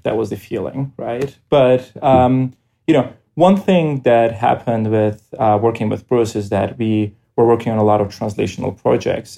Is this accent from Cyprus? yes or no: yes; Cyprus; moved away as an adult; now in United States; I grew up in Cyprus